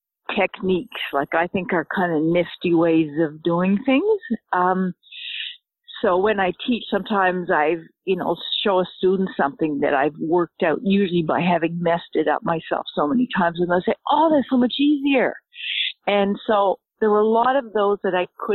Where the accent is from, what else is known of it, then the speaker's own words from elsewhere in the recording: Canada; also born or lived in Nova Scotia; I'm Canadian. I live in Nova Scotia